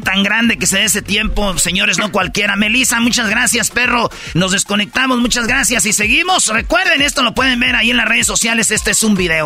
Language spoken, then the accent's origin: Spanish; Jiquilpan, Michoacán, Mexico; yo soy de Jiquilpan, Michoacán, de Guadalajara a una hora y media más o menos